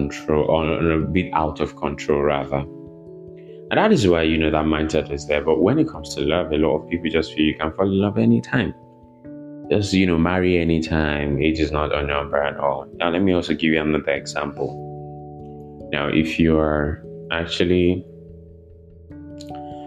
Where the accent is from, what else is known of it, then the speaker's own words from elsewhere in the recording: Nigeria; here in Nigeria